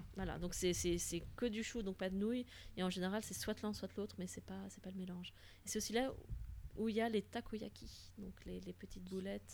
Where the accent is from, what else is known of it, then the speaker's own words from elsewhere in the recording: Flanders, Belgium; French is a second language; je suis belge, mais en plus, je ne suis pas francophone au départ